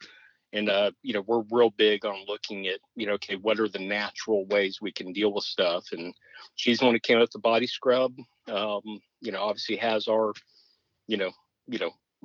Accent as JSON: {"language": "English", "region": "Texas", "country": "United States", "said": "I answer Texan. I'm Texan through and through."}